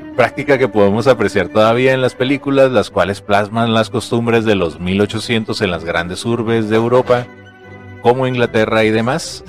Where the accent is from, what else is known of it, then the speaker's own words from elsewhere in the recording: Mexico; como buen mexicanos que somos